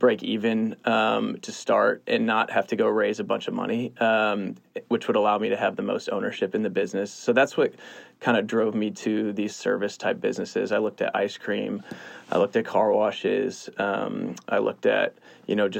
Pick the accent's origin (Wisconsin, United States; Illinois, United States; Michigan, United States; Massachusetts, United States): Michigan, United States; East Lansing; moved away as an adult; now in Austin, United States; I grew up in Michigan, East Lansing, Michigan, go Sparty